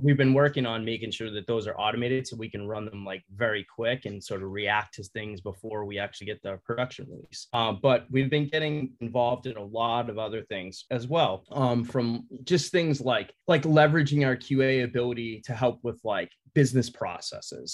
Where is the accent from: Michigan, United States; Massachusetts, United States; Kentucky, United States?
Massachusetts, United States; west of Boston; accent: Boston; moved away as an adult; now in California, United States; born and raised in Massachusetts, and I spent, you know, the first 18 years, you know, a little bit um, west of Boston.